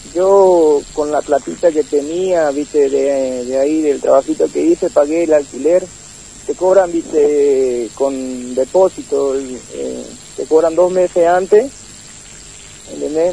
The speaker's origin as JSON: {"language": "Spanish", "region": "Formosa", "country": "Argentina", "moved": "as an adult", "said": "allá en Formosa somos vendedores ambulantes nosotros"}